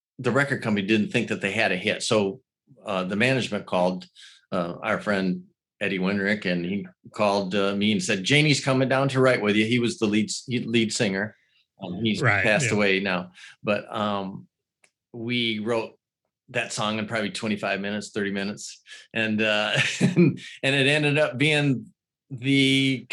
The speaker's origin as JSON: {"language": "English", "region": "Northern Michigan", "country": "United States", "tie": "born or raised there", "also_born_or_lived": "Los Angeles", "moved": "yes", "said": "we grew up together in Northern"}